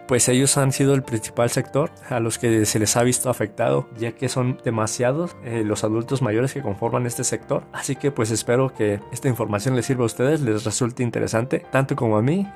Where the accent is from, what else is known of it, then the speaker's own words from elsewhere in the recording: Mexico; nosotros como mexicanos